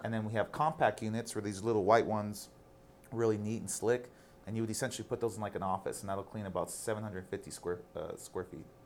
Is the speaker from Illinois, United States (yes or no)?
no; El Paso, Texas, United States; I'm from El Paso